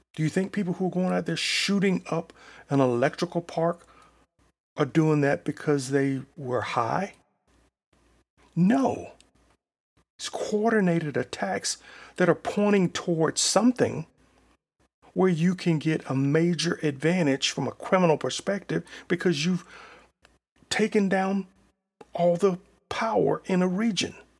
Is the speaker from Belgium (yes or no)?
no; Selma, United States; my hometown of Selma